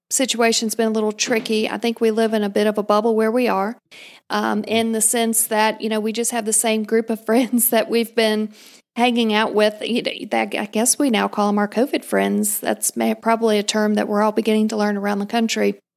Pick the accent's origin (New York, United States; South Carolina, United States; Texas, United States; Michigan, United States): South Carolina, United States; Greenville; Um, we moved around a little bit growing up, and um, the bulk of my time was in Greenville, South Carolina.